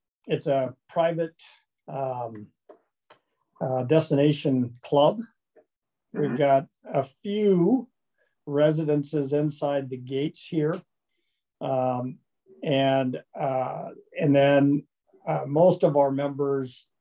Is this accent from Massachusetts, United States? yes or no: no; Kansas, United States; now in Arizona, United States; I'm from Kansas originally, so I'm a Flatlander.